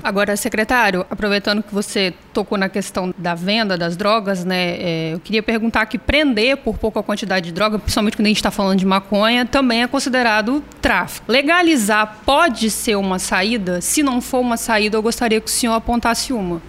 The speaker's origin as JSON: {"language": "Portuguese", "town": "Vitória", "region": "Espírito Santo", "country": "Brazil", "tie": "born or raised there", "also_born_or_lived": "São Pedro, Vitória", "said": "Eu venho da periferia, eu venho do Bairro da Penha, moro na periferia ainda, hoje eu moro em São Pedro, mas eu morei muitos anos no Bairro da Penha"}